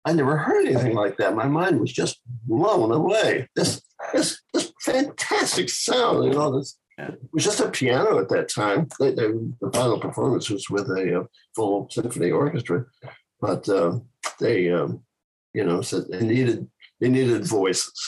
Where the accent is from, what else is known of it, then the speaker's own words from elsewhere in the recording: Santa Barbara, California, United States; also born or lived in Collegeville, Pennsylvania; now in Palo Alto, United States; I came west to where I grew up in Santa Barbara, California, and went to UCSB